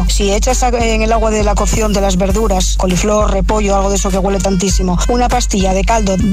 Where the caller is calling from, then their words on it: Madrid, Community of Madrid, Spain; llamo de Madrid.